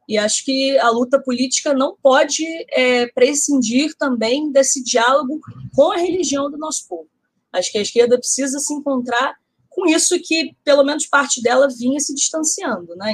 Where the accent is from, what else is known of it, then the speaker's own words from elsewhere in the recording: Rio de Janeiro, Brazil; born there; as pessoas da minha classe social, da minha idade têm, onde eu nasci, que foi o Caxambi, zona norte do Rio